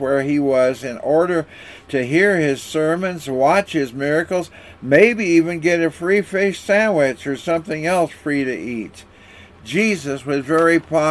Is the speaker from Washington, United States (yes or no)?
yes; Walla Walla, Washington, United States; When I was growing up in Walla Walla, Washington